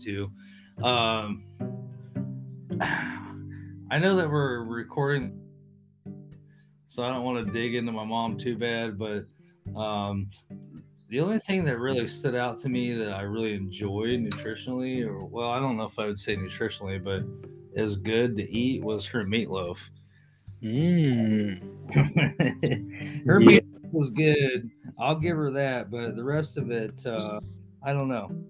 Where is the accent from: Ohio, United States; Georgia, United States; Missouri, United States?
Ohio, United States; Northwest; also born or lived in East Tennessee; I was originally from East Tennessee, but largely grew up in Northwest Ohio